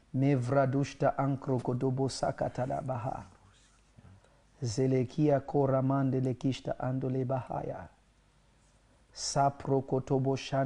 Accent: Cameroon; I am from Cameroon, sir.

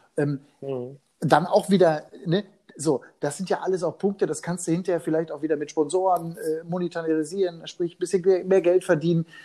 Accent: Hagen, North Rhine-Westphalia, Germany; meiner Heimatstadt in Nordrhein-Westfalen, in Hagen

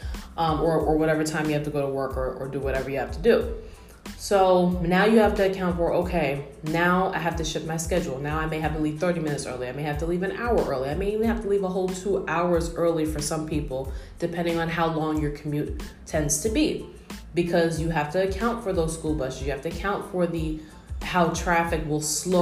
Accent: New York, United States; me being a New Yorker

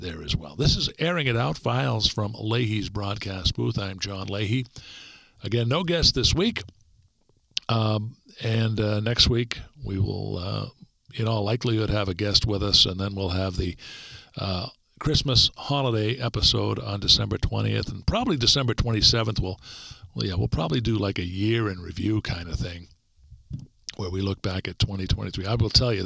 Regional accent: Stoughton, Massachusetts, United States; In the hometown I grew up in, Stoughton, Mass

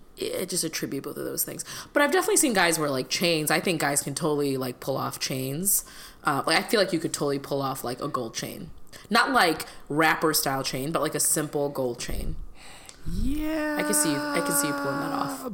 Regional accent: Illinois, United States; moved away; my home state of Illinois

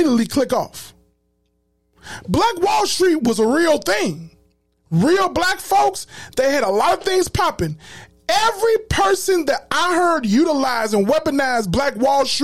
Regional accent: Chicago, Illinois, United States; I'm from Chicago.

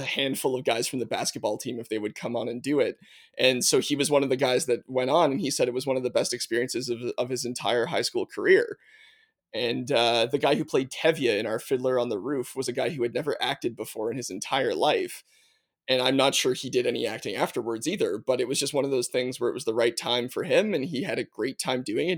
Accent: Nova Scotia, Canada; also born or lived in Manitoba / Prince Edward Island; I was born in Manitoba, but, uh, moved to Nova Scotia fairly young. I think I was three and a half when we moved to Nova Scotia

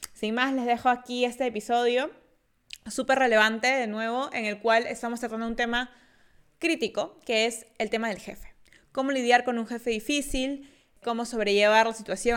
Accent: Peru; soy peruana

